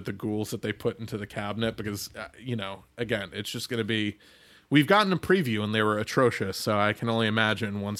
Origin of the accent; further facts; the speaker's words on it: United States; as an American